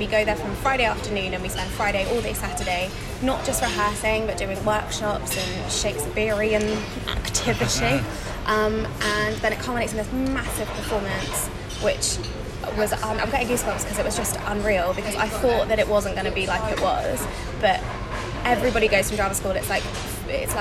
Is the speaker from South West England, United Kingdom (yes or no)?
yes; Shaftesbury, South West England, United Kingdom; moved away; I was born and bred in Dorset